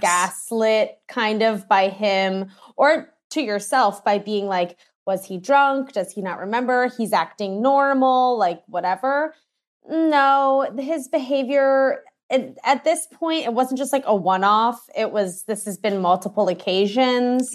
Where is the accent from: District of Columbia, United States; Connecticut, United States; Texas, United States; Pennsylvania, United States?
District of Columbia, United States; Washington; moved away; I'm originally from Washington, D C